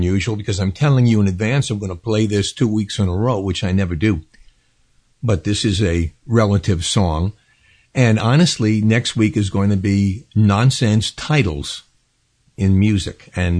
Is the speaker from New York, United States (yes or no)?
yes; New York City, New York, United States; I was born in New York City